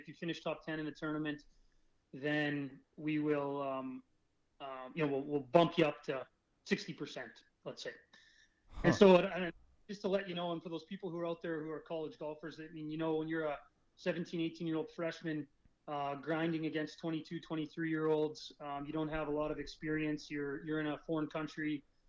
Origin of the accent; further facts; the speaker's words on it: Kansas City, Missouri, United States; born there; It helped that I'm American. So I was born in Kansas City, and I think I had a lot of interest in the Missouri area